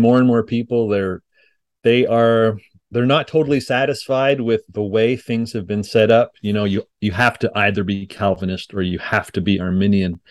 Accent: Montreal, Quebec, Canada; now in Denton, United States; I grew up in Montreal, Quebec

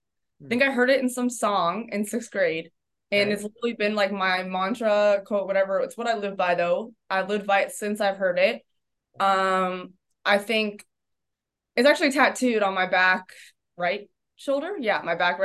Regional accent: Oceanside, California, United States; moved away as an adult; also born or lived in New Hampshire; I was born in California, grew up in Southern California. I grew up in Oceanside, California, which is about 45 minutes north of San Diego.

